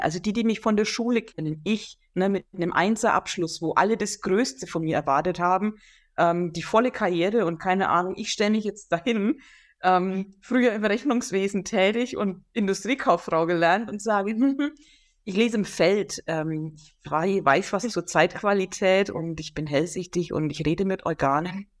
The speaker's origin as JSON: {"language": "German", "area": "Franconia", "region": "Bavaria", "country": "Germany", "tie": "born or raised there", "moved": "yes", "said": "in die alte Heimat zurückgeführt worden zu sein, nach Franken, wo ich geboren bin"}